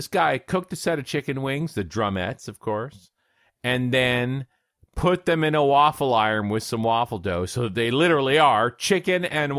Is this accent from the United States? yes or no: no; Canada; I, as a Canadian